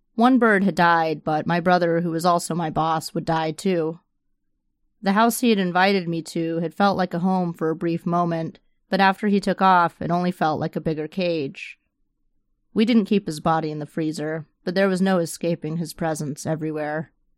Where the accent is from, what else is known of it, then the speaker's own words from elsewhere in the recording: the Florida Panhandle, United States; also born or lived in Chula Vista, California / San Diego, California; now in Tampa, United States; I'd been running from Florida all my life since I grew up in the Panhandle.